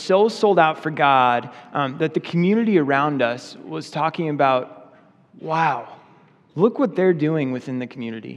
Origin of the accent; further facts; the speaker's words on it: Oregon, United States; I grew up in Oregon, which is like an unchurched state